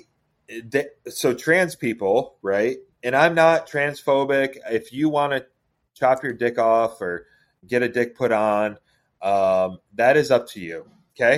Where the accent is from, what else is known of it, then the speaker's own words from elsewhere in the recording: Seneca Falls, New York, United States; where I grew up in New York, birthplace of women's rights, right? Like Seneca Falls, New York